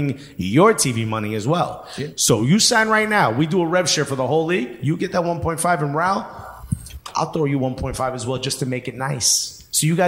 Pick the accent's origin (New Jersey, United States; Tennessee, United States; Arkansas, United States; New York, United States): New Jersey, United States; Newark; I'm born and raised in Newark.